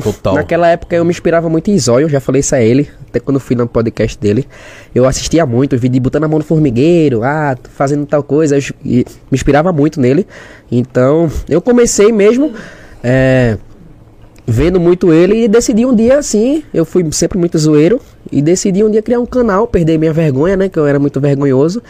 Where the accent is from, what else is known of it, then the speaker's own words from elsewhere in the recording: Olinda, Pernambuco, Brazil; also born or lived in Igarassu; Sou de Recife, é, diretamente de Olinda. Olinda, pra quem é de Recife é Olinda. Nasci em Olinda